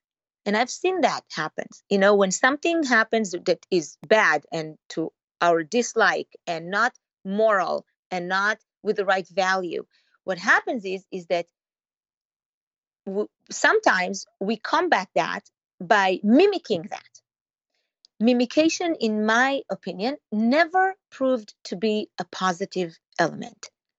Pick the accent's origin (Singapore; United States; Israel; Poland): Israel; maybe it's because I came from Israel directly into the Jewish community that greeted me with open arms.